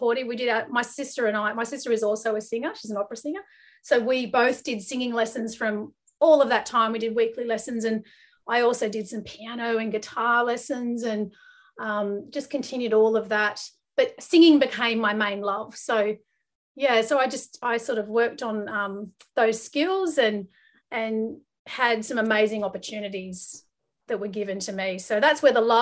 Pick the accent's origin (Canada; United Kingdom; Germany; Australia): Australia; Guildford, New South Wales; I grew up in Western Sydney. So I grew up in Guildford. It's kind of near Parramatta.